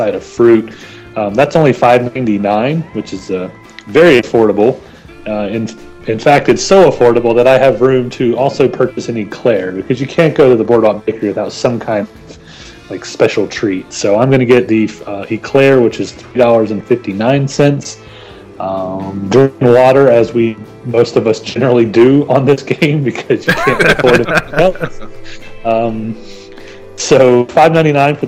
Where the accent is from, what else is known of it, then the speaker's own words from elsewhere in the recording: the South, United States; I'm from the South